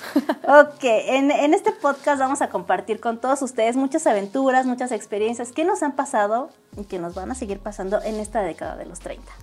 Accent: Tlaxcala, Mexico; yo sí soy de aquí de Tlaxcala, escala toda mi familia es de acá y desde toda la vida he vivido

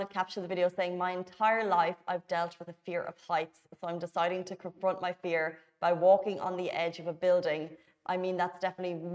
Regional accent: Dubai, United Arab Emirates; Dubai. City.

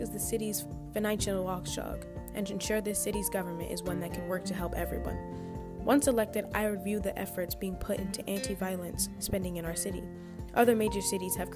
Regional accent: Philadelphia, Pennsylvania, United States; I was raised in Philadelphia, and I love this city

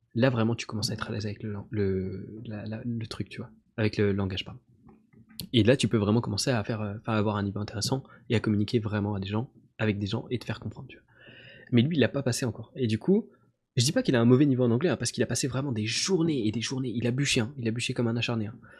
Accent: France; je suis français

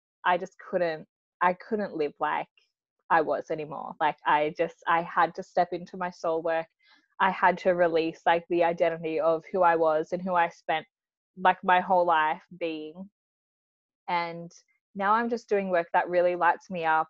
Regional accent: Australia; also born or lived in Mildura, Victoria; I am from Australia, but I live in a town called Mildura

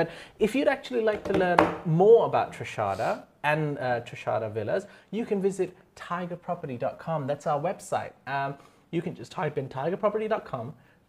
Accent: Phuket, Thailand; now in Bangkok, Thailand; Because when I moved from Phuket to Bangkok, I was like, oh, there is public transport. Great.

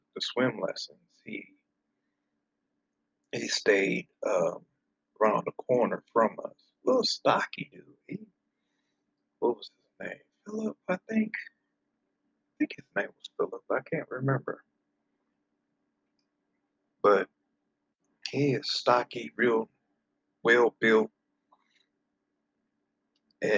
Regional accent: Flint, Michigan, United States; I am originally from Flint, Michigan.

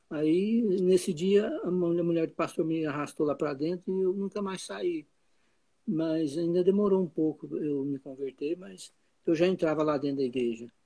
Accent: Goiás, Brazil; Eu vivi lá até 34 anos.

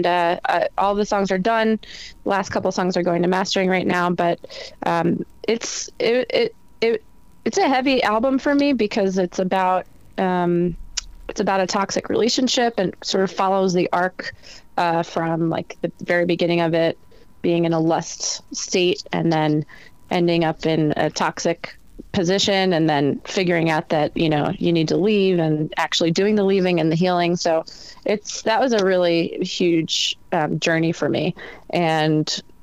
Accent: New Jersey, United States; I'm from New Jersey

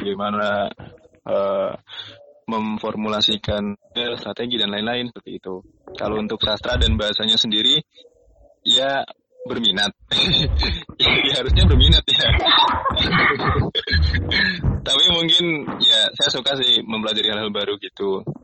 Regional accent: Indonesia; Kita orang Indonesia

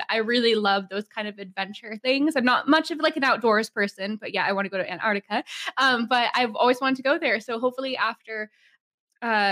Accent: Seattle, Washington, United States; I grew up in Seattle

